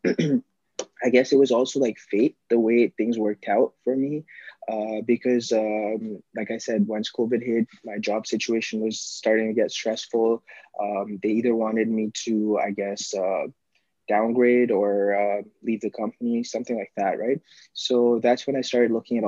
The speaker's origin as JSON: {"language": "English", "region": "Dubai", "country": "United Arab Emirates", "tie": "born or raised there", "also_born_or_lived": "Pakistan", "moved": "as an adult", "lives_now": "Toronto, Canada", "said": "Born in Pakistan, but like, I was raised in Dubai most of my life."}